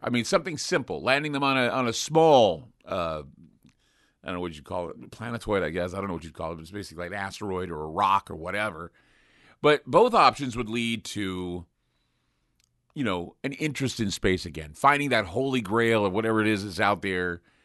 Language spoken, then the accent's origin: English; Utah, United States; I grew up in Utah where, you know, Morton Thiokol was, what, twenty miles away, thirty miles away